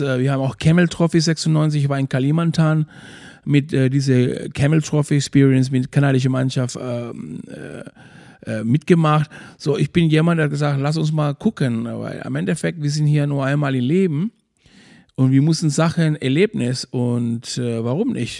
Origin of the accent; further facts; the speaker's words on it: Maspalomas, Canary Islands, Spain; German is a second language; moved away as an adult; now in Schwarzenbek, Germany; ich komme aus Maspalomas, Playa Lingles. meine ganze Familie und meine Brudersgeschwister, Mutti und so alles, die sind noch immer noch da. Ich bin da aufgewachsen